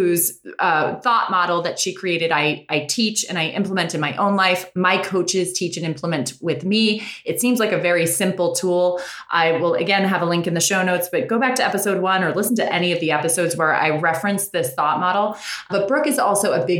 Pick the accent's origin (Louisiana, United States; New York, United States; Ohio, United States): New York, United States; Westchester; moved away as an adult; now in Los Angeles, United States; We grew up in New York in a small town in Westchester.